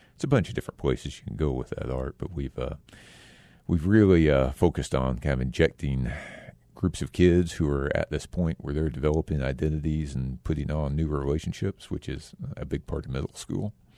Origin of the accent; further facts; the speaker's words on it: Texas, United States; also born or lived in Japan; now in Phoenix, United States; I grew up in Texas mostly, and most of my, uh, you know, also a little time in Japan